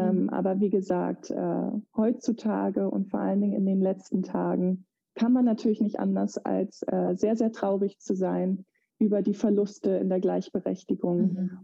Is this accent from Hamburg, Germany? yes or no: no; Eutin, Schleswig-Holstein, Germany; moved away as an adult; also born or lived in United States; in dem Dorf, wo ich herkomme, Eutin